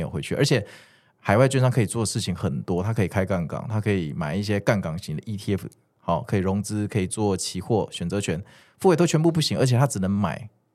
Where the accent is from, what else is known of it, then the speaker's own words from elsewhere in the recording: Kaohsiung, Taiwan; moved away; also born or lived in Taipei; 我是一个高雄人啊